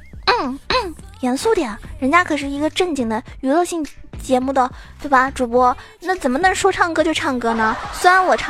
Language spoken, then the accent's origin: Chinese; southern China, China; 其实我一般平时我感觉我讲话的话，很少人都听出来我是南方人的，我感觉我自己很豪迈呀。